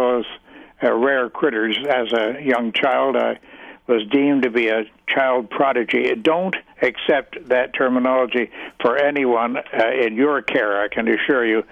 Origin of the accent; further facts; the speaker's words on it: Canada; I was born and raised in Canada